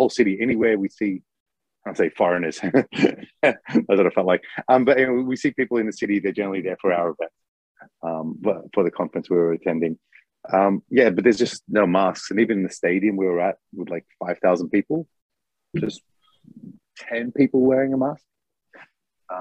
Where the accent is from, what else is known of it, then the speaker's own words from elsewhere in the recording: Melbourne, Victoria, Australia; now in Japan; I'm from Melbourne